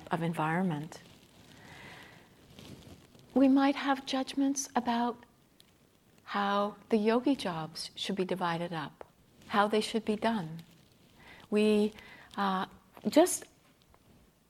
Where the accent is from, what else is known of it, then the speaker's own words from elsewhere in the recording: Canada; I'm Canadian